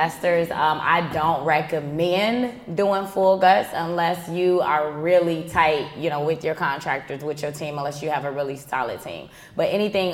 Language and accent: English; Chicago, Illinois, United States; This is Chi-Town that I'm speaking of. I'm born and raised on the South Side